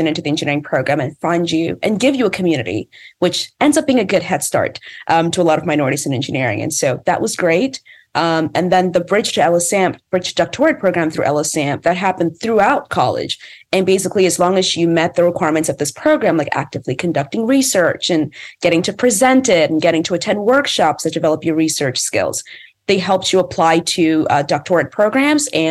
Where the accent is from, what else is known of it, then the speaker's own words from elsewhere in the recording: Maryland, United States; I lived in Maryland. I grew up in Maryland.